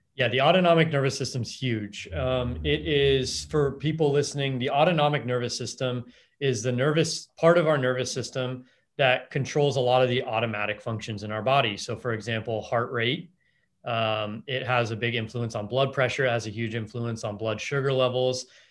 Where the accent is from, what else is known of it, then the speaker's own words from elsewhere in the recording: Los Angeles, California, United States; I grew up in Los Angeles